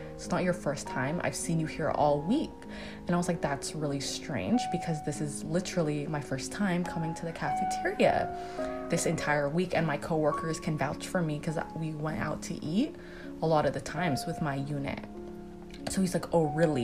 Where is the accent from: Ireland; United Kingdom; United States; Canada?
Canada; accent: Canadian; I was born and raised in Canada, I'm a Canadian